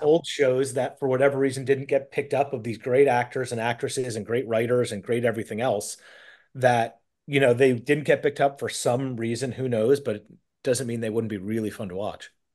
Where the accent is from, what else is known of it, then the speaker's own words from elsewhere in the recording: New York, United States; I'm from New York